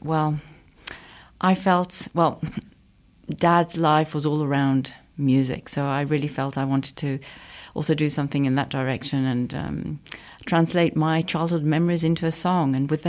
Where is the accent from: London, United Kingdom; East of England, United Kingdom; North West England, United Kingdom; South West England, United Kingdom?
London, United Kingdom; moved away; also born or lived in Luxembourg; we lived in London, so I grew up in London.